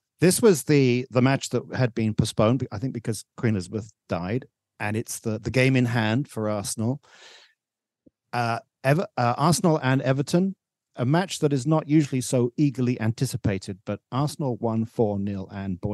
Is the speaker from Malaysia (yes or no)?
yes; Malaysia; I, as a Malaysian